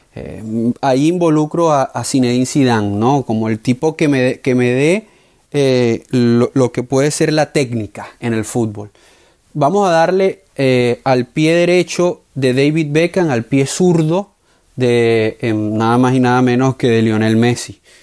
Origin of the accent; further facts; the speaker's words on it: Venezuela; como venezolano